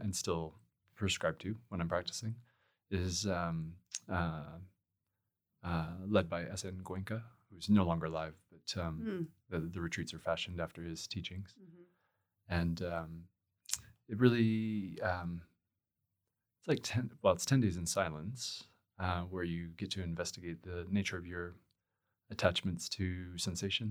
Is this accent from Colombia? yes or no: no; Edmonton, Alberta, Canada; I was still living near Edmonton. I grew up in Edmonton.